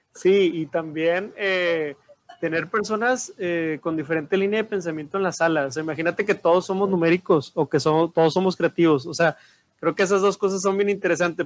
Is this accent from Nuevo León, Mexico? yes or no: yes; Monterrey, Nuevo León, Mexico; somos de aquí en Monterrey